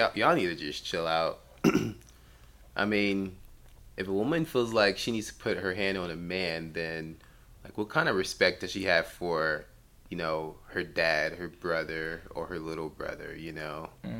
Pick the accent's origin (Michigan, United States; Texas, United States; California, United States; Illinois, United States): Texas, United States; Houston; From Houston, Texas.